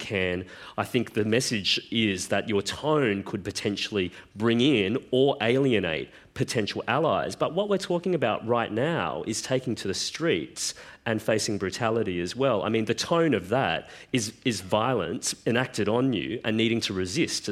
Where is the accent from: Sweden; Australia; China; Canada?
Australia; Queensland; I grew up in Queensland